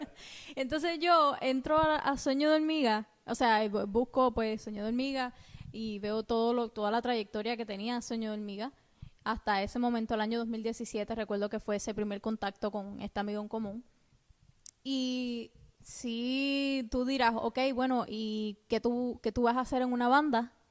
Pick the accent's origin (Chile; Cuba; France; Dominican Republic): Cuba; now in United States; cuando yo vivía en Cuba, porque soy cubana.